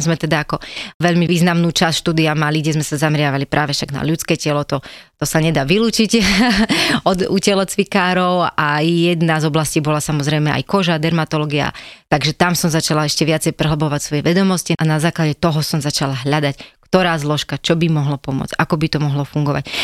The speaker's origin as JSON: {"language": "Slovak", "country": "Slovakia", "said": "Ja pochádzam z Hronia, čo je naozaj e, miesto a priestor, kde to všetko krásne rastie"}